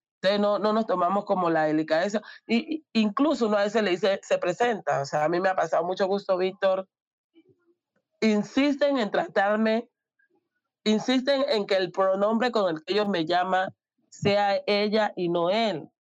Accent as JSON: {"language": "Spanish", "town": "Tumaco", "region": "Nariño", "country": "Colombia", "moved": "yes", "said": "yo soy de Tumaco, de una población super machista"}